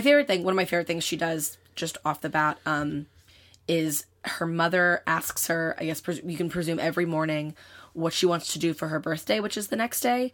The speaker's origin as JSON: {"language": "English", "country": "United States", "said": "I am an American person who grew up in the time that we grew up"}